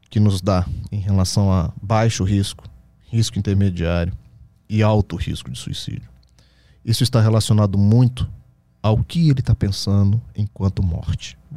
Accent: Brasília, Federal District, Brazil; É, eu sou de Brasília.

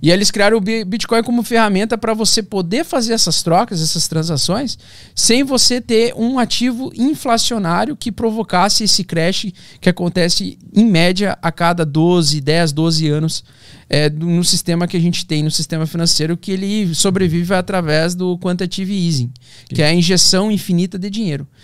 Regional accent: Vera Cruz, Rio Grande do Sul, Brazil; eu nasci no interior do Rio Grande do Sul, então, tipo, uma cidade de 20 mil habitantes

